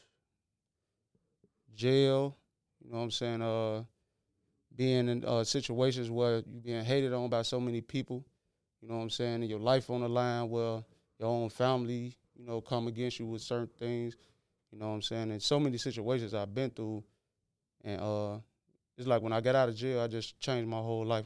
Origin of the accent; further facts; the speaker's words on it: Chicago, Illinois, United States; I'm from Chicago Avenue, out the west side